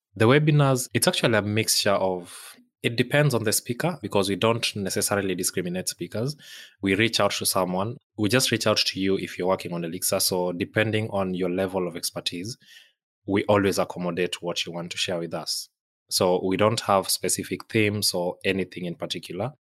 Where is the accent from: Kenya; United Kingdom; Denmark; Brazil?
Kenya; moved away; I'm from Kenya originally.